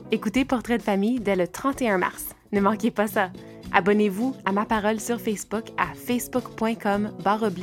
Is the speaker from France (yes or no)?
no; Ontario, Canada; Souvent, quand je dis que je suis franco-ontarienne, on me retourne un regard perplexe